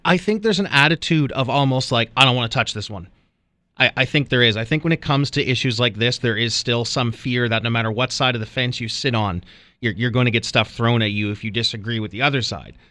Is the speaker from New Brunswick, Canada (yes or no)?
yes; New Brunswick, Canada; moved away; She's a vice principal back in my hometown.